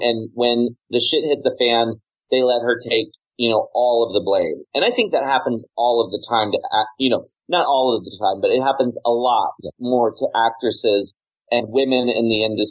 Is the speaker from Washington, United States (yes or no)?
no; Maryland, United States; a weirdo queer kid growing up in Maryland.